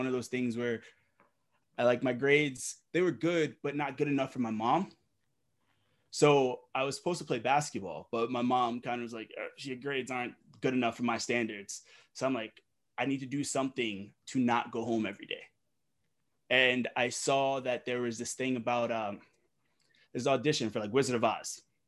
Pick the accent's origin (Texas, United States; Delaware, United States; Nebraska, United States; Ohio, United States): Delaware, United States; also born or lived in Brooklyn, New York; I was born in Brooklyn, of course, not in the best neighborhoods, but of course, my mom being a single mom, she just did what she had to do to try and get us out. And you know, she just moved us to Delaware, just her